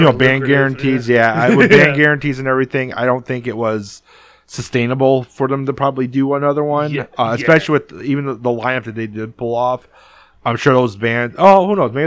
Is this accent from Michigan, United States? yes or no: yes; Detroit, Michigan, United States; also born or lived in Downriver, Michigan; I live in the suburbs now. I live in Downriver, but I grew up in Southwest Detroit